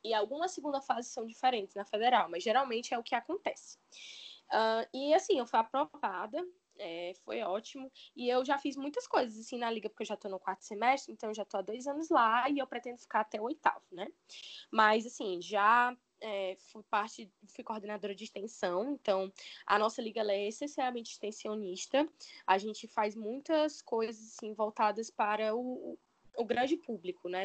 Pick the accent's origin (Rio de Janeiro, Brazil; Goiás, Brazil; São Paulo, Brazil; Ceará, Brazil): Ceará, Brazil; Fortaleza; Desde criança, eu sou de Fortaleza, não é? E eu nunca me mudei